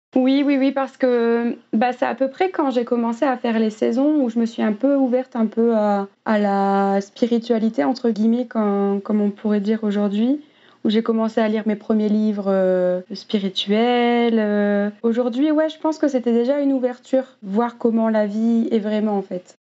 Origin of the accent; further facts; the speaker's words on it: near Dunkirk, Hauts-de-France, France; j'ai grandi à près de Dunkerque, dans le nord de la France, dans un petit village.